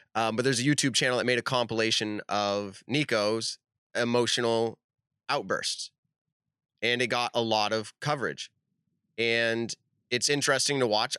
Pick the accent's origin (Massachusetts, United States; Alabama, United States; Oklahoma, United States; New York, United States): Massachusetts, United States; Leicester; I'm from Leicester